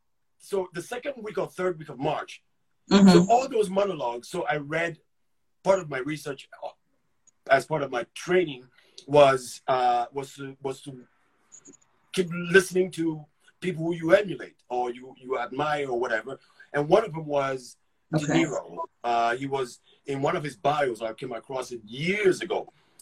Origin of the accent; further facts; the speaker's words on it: Ghana; accent: thick accent; moved away; also born or lived in England; when I got here, I had a thick accent. I mean, I lived in England and I born and raised in Ghana. So I had a really thick accent.